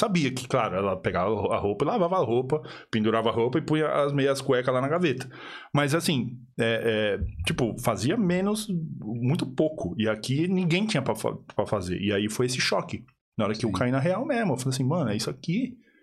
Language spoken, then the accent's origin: Portuguese; São Paulo, Brazil; moved away as an adult; now in Ireland; Eu sou de São Paulo